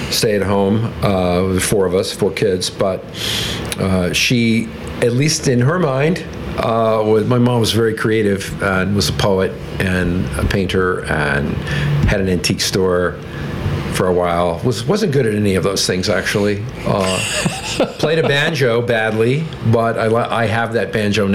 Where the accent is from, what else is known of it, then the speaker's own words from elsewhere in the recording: Mercedes, Texas, United States; moved away as an adult; also born or lived in Harlingen, Texas / Arizona; I was born on the Mexican border, down the very southern tip of Texas. They call it the Rio Grande Valley down there. And I mostly live in a little town, pretty, I like to say a town with a very pretty name, wasn't that pretty of a town, named Mercedes.